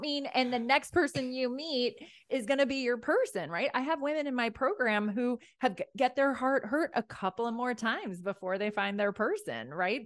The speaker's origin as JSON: {"language": "English", "town": "Rye", "region": "New York", "country": "United States", "tie": "born or raised there", "also_born_or_lived": "Ireland", "said": "I grew up in Rye, New York."}